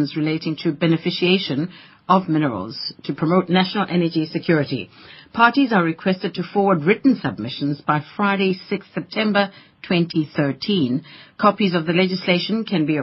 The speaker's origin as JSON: {"language": "English", "town": "Soweto", "region": "Gauteng", "country": "South Africa", "tie": "born or raised there", "said": "I grew up in Soweto"}